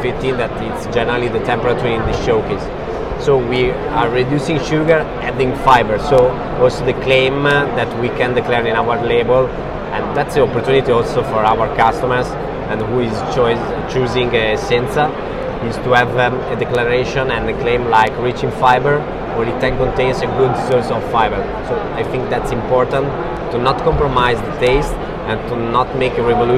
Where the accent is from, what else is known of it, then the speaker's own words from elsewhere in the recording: Italy; we come from Italy